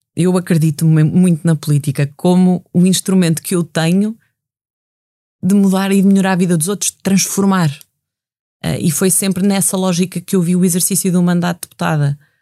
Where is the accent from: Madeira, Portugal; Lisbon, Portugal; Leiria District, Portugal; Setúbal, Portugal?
Leiria District, Portugal; na minha terra, que, que foi dizimada o, o incêndio no, no Pinhal de Leiria